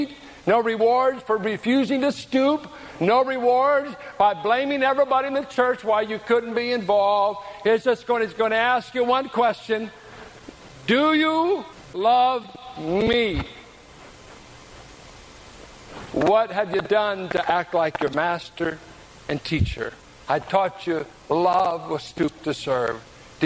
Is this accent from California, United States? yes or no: yes; San Pablo, California, United States; I grew up in San Pablo with rednecks